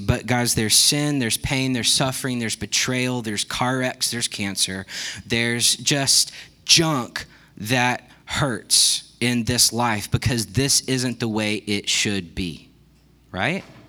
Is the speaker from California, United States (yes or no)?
no; Texas, United States; I grew up in Texas